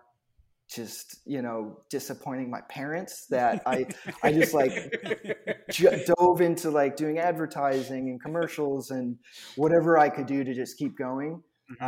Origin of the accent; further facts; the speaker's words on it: Massachusetts, United States; moved away as an adult; now in Los Angeles, United States; I grew up in Massachusetts